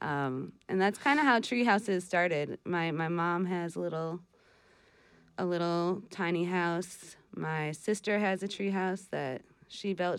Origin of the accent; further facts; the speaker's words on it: Wisconsin, United States; moved away as an adult; also born or lived in Vermont; now in Northeast Kingdom, Vermont, United States; I'm from Wisconsin, but I grew up coming out to Vermont because my mom's extended family lives out here.